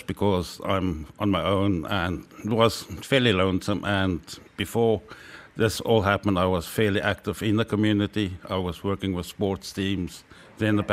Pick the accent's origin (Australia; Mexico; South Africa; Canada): South Africa; moved away as an adult; now in Ireland; I'm from South Africa originally, and I'm living in Ireland for 22 years now